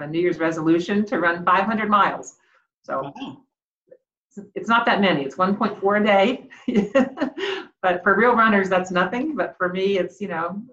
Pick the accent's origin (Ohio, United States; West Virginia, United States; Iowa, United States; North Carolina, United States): West Virginia, United States; Huntington; now in Columbus, United States; I'm actually originally from Huntington, West Virginia